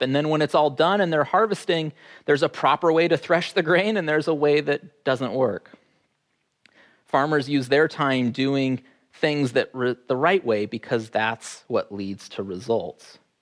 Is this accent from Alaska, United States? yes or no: yes; Fairbanks, Alaska, United States; growing up in Fairbanks